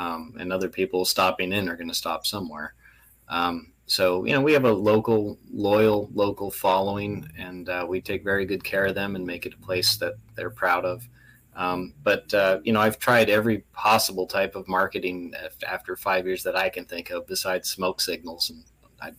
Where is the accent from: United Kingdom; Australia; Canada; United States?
Canada; moved away; I'm originally Canadian